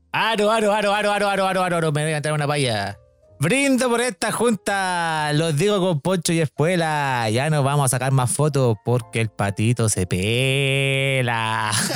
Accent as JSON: {"language": "Spanish", "town": "Santiago", "region": "Santiago Metropolitan Region", "country": "Chile", "said": "Yo, como santiaguino"}